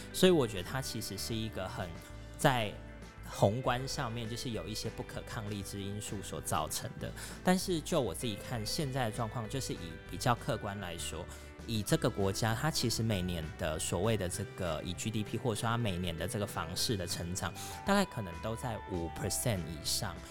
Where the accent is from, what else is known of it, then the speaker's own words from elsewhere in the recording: Taiwan; moved away as an adult; now in Cambodia; 生为台湾人是一个非常幸运的一件事情